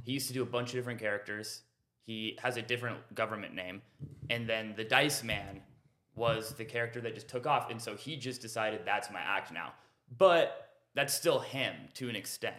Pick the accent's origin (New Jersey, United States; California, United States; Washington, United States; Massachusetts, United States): Washington, United States; Renton; now in Austin, United States; I'm originally from Renton, Washington.